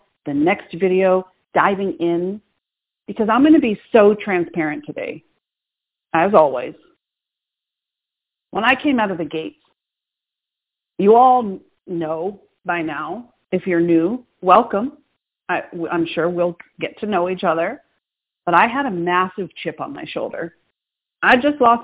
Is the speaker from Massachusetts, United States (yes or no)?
yes; Boston, Massachusetts, United States; I'm from Boston. It doesn't get more type A than that.